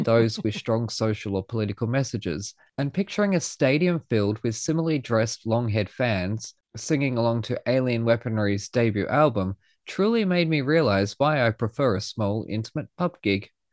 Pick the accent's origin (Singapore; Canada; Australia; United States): Australia; being Australian